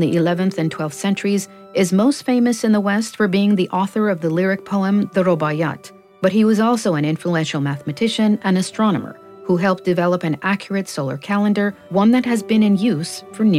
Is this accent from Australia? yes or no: no; Iran; moved away; also born or lived in San Francisco, United States / Abadan, Iran; I was born in San Francisco and raised in Iran.